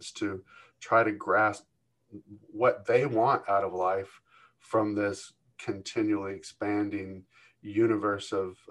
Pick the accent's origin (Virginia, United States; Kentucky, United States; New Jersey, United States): Kentucky, United States; moved away as an adult; also born or lived in California / Atlanta, Georgia; now in Michigan, United States; I was born in California and raised in Kentucky, my formative years